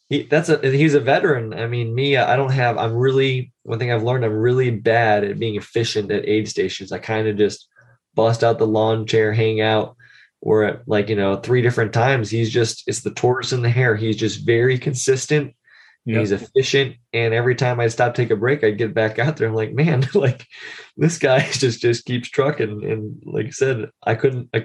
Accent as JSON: {"language": "English", "town": "Buffalo", "region": "New York", "country": "United States", "moved": "yes", "lives_now": "Austin, United States", "said": "I'm actually from Buffalo, New York, but I did move here to Austin, Texas back in 2012"}